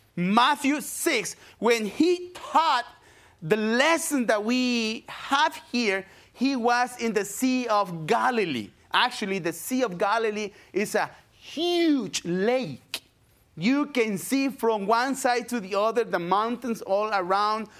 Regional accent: Paraguay; English is a second language; moved away as an adult; also born or lived in Brazil; now in United States; I'm from Paraguay, South America

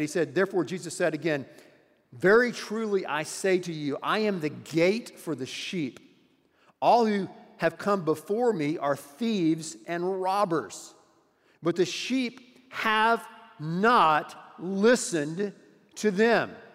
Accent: United States; as an American and as a citizen here in our wonderful country

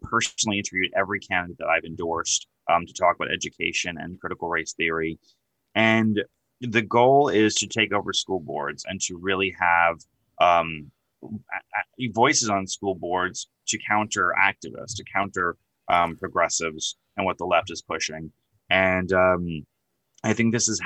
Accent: New York, United States; accent: New York; I'm from New York. If you couldn't tell by my accent

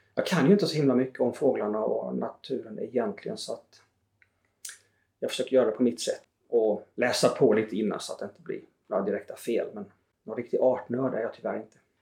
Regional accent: southern Småland, between Växjö and Tingsryd, Kronoberg County, Sweden; moved away; hemifrån södra Småland eh, där jag växte upp mellan Växjö och Tingsryd.

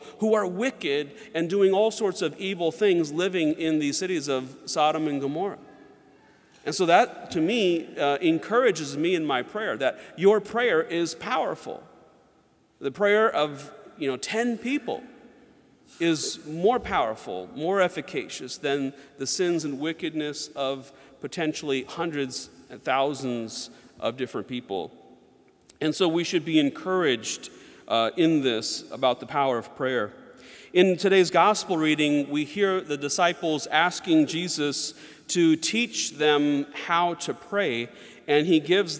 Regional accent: Georgia, United States; also born or lived in North Carolina; And when I was growing up, I grew up a lot in the South, like Georgia and North Carolina, and a lot of my friends were Southern Baptist.

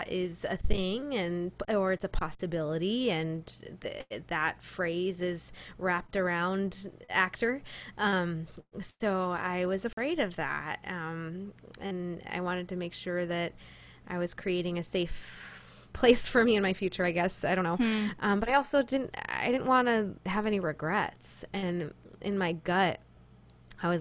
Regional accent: Rochester, New York, United States; I grew up in Rochester, New York, which is the real upstate New York.

